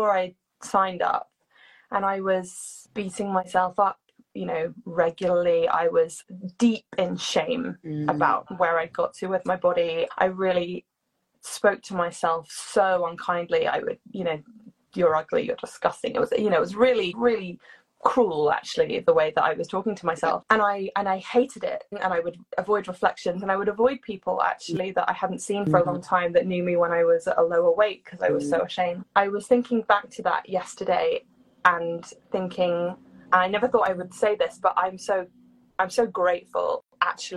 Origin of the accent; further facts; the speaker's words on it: United Kingdom; I'm British